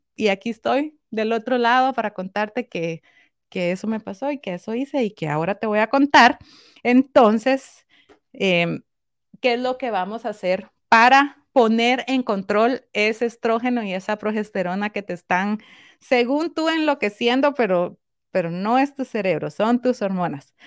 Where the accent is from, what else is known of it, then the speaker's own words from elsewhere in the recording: Guatemala; yo soy guatemalteca